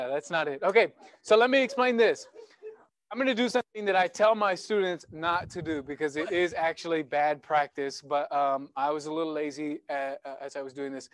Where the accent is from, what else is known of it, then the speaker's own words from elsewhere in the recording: United States; I grew up on the Missouri River with my mom and my grandpa